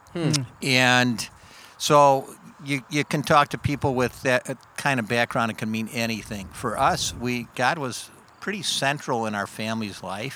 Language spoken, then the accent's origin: English; Stickney, Illinois, United States; the first 12 years of my life, I lived in a suburb of Berwyn